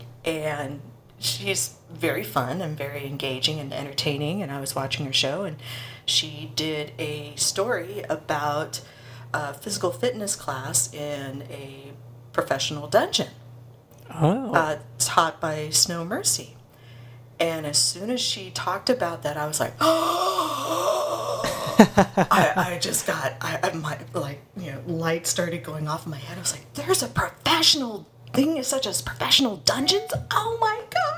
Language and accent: English; Los Angeles, California, United States; now in Burbank, United States; I'm a native Angeleno, born and bred